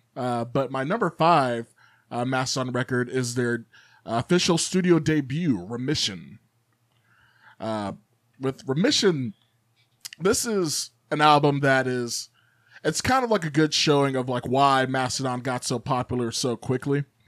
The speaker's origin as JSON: {"language": "English", "town": "Chicago", "region": "Illinois", "country": "United States", "tie": "born or raised there", "moved": "yes", "said": "growing up in South Chicago originally"}